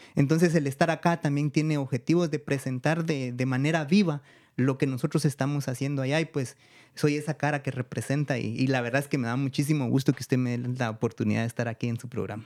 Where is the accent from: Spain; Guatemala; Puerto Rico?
Guatemala; also born or lived in Guatemala City / United States; mi pueblo